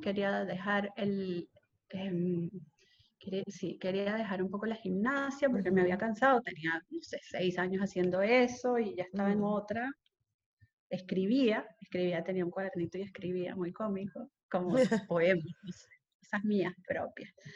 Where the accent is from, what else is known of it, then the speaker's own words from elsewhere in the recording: Caracas, Capital District, Venezuela; moved away; also born or lived in Isla de Coche / Margarita; yo me siento mucho más marcada por mi vida en Isla de Coche que por mi vida en Caracas